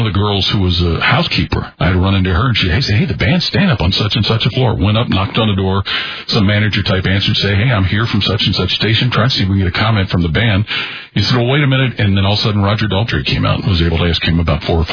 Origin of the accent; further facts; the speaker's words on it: Cincinnati, Ohio, United States; as a young person growing up in Cincinnati